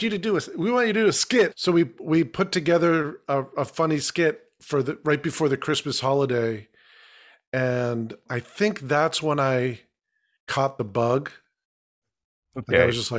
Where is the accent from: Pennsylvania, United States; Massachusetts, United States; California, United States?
Massachusetts, United States; born there; Yeah, I was born in Massachusetts, yeah.